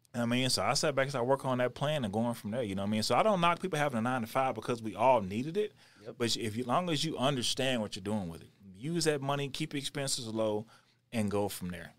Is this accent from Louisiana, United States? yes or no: no; Texas, United States; moved away as an adult; also born or lived in Houston; now in Denver, United States; I'm born and raised in Texas.